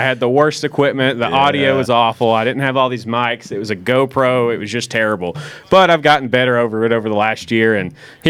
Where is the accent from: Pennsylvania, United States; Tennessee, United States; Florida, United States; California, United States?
Tennessee, United States; Powell; I am from Powell, Tennessee, which is north of Knoxville, Tennessee. Yeah. I grew up there, went to elementary, middle school, and high school.